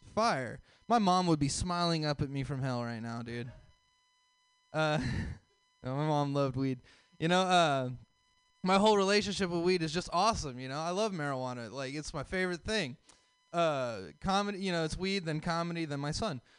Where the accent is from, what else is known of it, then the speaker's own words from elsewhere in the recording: the South, United States; So I'm from the South